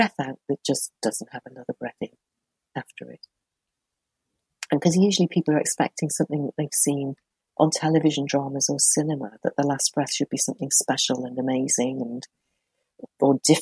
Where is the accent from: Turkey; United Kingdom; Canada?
United Kingdom; Merseyside, North West England; I grew up on Merseyside